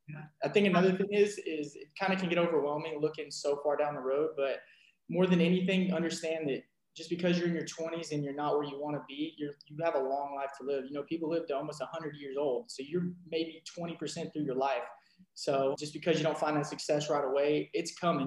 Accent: Rowlett, Texas, United States; I am from Rowlett, Texas. Grew up as an athlete

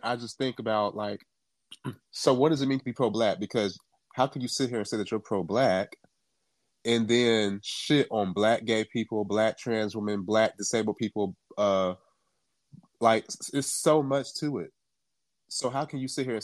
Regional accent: Jamaica; I'm from Jamaica, so apparently I'm not black either because I'm not American.

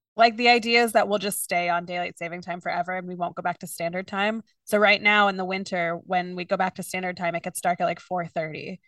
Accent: Kentucky, United States; moved away as an adult; now in New York, United States; I grew up in Kentucky. I grew up around very few Jews. And I remember when I moved to New York

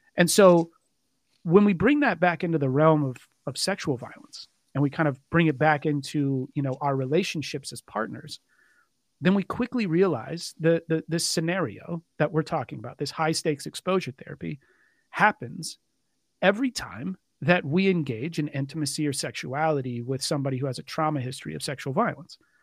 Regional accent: Richardson, Texas, United States; I am from, uh, Richardson, Texas. So kind of a, a, a suburb north of Dallas

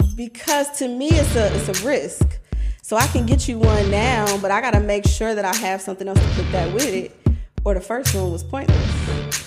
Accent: Omaha, Nebraska, United States; I am originally from Omaha, Nebraska

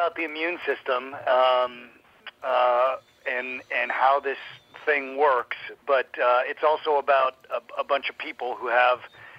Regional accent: Colorado, United States; So I grew up in Colorado.

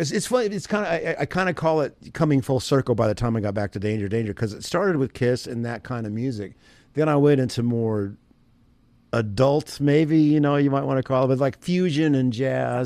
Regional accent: Evansville, Indiana, United States; I grew up in Evansville, Indiana

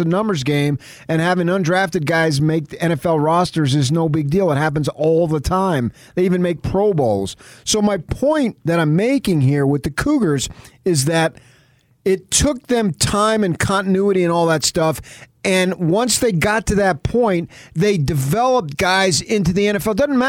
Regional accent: Jonesboro, Arkansas, United States; Although we're brothers from Jonesboro, Arkansas.

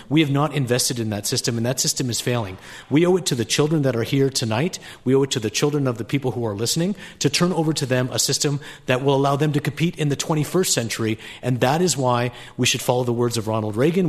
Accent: Canada; moved away; I was born in Canada

